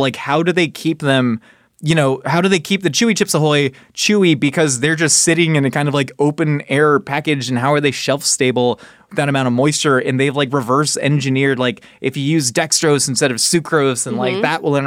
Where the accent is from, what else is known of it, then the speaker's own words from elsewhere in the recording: United States; as an American